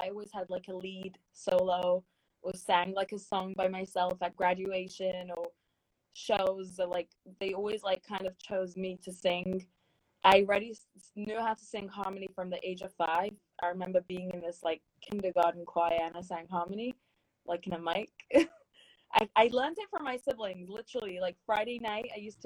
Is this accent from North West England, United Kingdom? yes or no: no; London, United Kingdom; moved away as an adult; also born or lived in Stamford Hill, London / Edgware, London; now in United States; I grew up in London. I actually was born like in Stamford Hill, London, but I moved to Edgware when I was 7 years old.